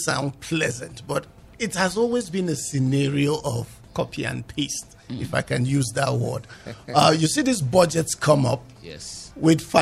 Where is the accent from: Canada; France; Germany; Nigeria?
Nigeria; I'm a Nigerian.